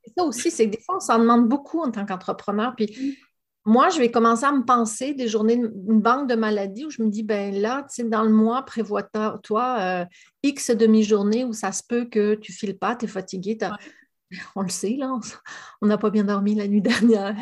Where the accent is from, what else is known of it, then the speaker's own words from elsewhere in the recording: France; moved away as an adult; now in Gaspésie, Canada; comme mon accent ne l'indique pas, je suis quand même située au Québec. je suis française d'origine, mais ça fait plus de 15 ans que j'habite en, Gaspésie